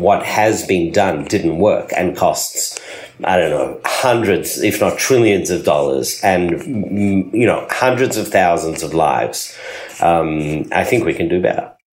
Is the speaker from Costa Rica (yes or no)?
no; Australia; moved away as an adult; also born or lived in South Africa / Sydney, Australia; now in Beit Shemesh, Israel; So I was born in South Africa. I grew up in Australia